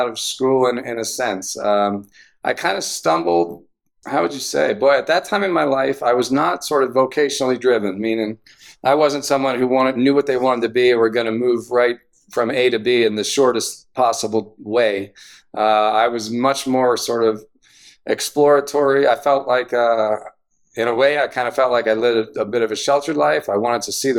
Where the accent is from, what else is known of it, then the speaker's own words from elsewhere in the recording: Philadelphia, Pennsylvania, United States; moved away as an adult; also born or lived in Havertown, Pennsylvania / Exton, Pennsylvania / Syracuse, New York; I grew up in the western suburbs of Philadelphia. I was born in Havertown